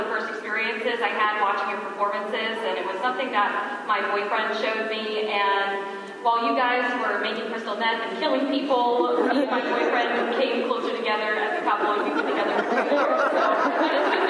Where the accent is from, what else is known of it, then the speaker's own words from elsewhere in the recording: Manchester, Virginia, United States; I'm from Manchester, Virginia.